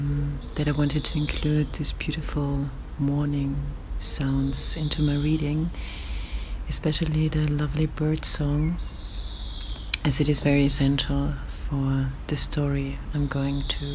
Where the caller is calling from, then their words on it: Vienna, Austria; I'm reading from Vienna at about 6 o'clock in the morning.